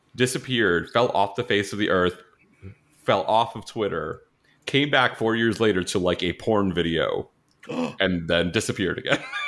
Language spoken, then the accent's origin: English; New York, United States; moved away; also born or lived in Florida; I grew up in New York